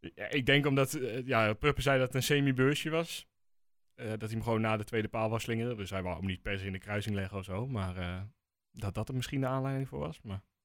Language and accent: Dutch; Netherlands; ik ben een echte Nederlander